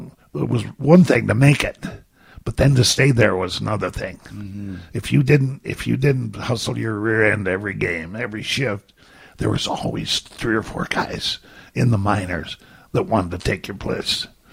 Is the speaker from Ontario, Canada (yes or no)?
yes; Ontario, Canada; Southeastern Ontario.